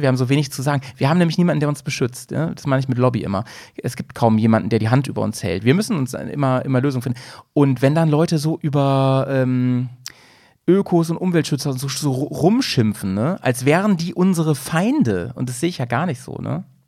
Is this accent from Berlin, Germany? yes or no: no; Lower Saxony, Germany; now in Bremen, Germany; in meiner alten Heimat. Ich komme ja eigentlich aus Niedersachsen